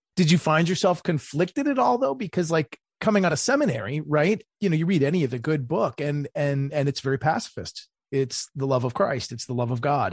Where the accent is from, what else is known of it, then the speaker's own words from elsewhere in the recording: Maryland, United States; my home state of Maryland